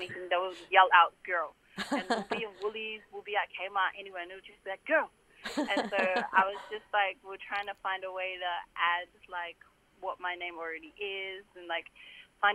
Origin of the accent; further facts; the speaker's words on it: Sydney, New South Wales, Australia; also born or lived in New Zealand; Being born and raised in Australia, but like being from New Zealand